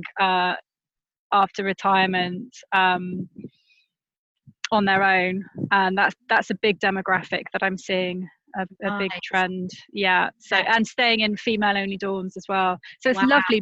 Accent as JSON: {"language": "English", "country": "United Kingdom", "accent": "British", "said": "as a Brit, we don't think we have an accent."}